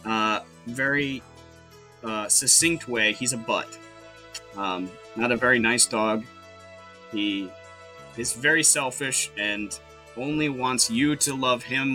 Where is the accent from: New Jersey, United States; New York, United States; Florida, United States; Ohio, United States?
Ohio, United States; Grafton; also born or lived in Oberlin, Ohio; I am from Grafton, Ohio. Not born there, but I was raised there for most of my life